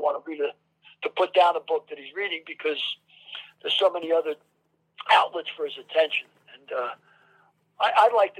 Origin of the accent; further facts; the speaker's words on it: New York City, New York, United States; growing up in the Bronx